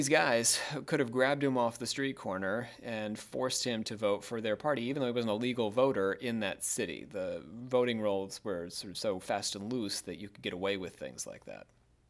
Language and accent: English; Bordentown, New Jersey, United States; Bordentown, which is actually my hometown